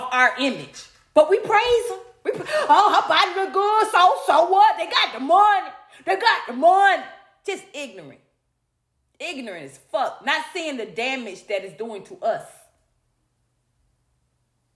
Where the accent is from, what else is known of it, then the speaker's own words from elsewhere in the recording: Atlanta, Georgia, United States; I'm from Atlanta. I grew up with that same low self-esteem.